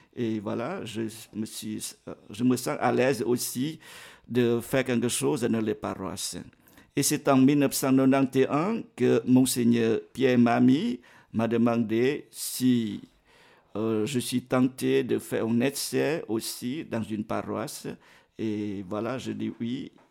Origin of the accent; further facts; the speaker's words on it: Vietnam; now in Geneva, Switzerland; mon pays natal, le Vietnam